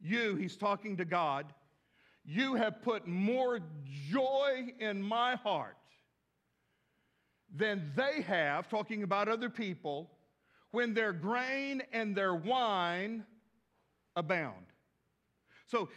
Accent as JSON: {"language": "English", "region": "West Texas", "country": "United States", "tie": "born or raised there", "moved": "yes", "lives_now": "Fort Smith, United States", "said": "I grew up with tumbleweeds in West Texas"}